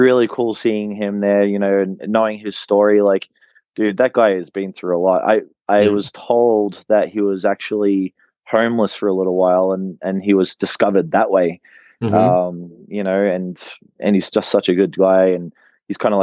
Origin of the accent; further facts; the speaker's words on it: Australia; also born or lived in New Zealand; now in Utah, United States; I was born in New Zealand. And then when I was 3, my family relocated to Australia